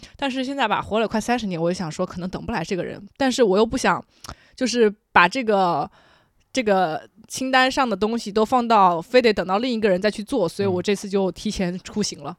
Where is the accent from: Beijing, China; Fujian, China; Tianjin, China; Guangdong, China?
Fujian, China; Jinjiang; 我的老家晋江或者泉州